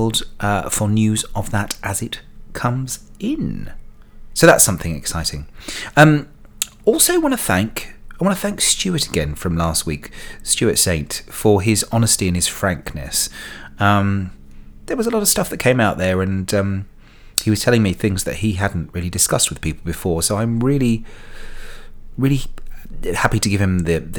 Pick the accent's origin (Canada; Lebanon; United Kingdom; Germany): United Kingdom; I'm British